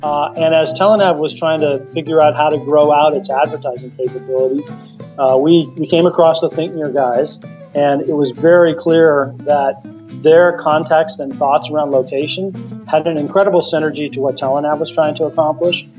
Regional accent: Toronto, Ontario, Canada; I grew up here in Toronto

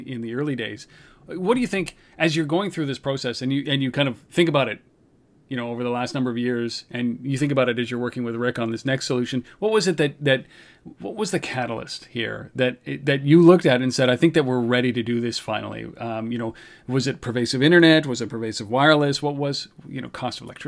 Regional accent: Canada; I know we're Canadian

